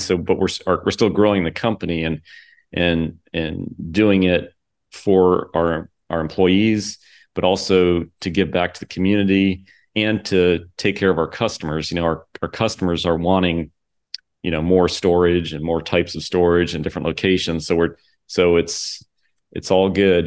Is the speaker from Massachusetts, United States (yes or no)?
no; Port Orange, Florida, United States; also born or lived in Daytona Beach, Florida; I grew up here in Daytona and in Port Orange.